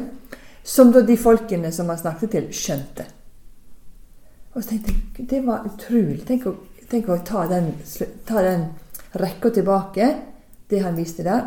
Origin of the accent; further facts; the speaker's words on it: Sunnmøre, Møre og Romsdal, Norway; now in Stavanger, Norway; som dere forhåpentligvis hører godt, så er ikke jeg herifra, men jeg er fra Sunnmøre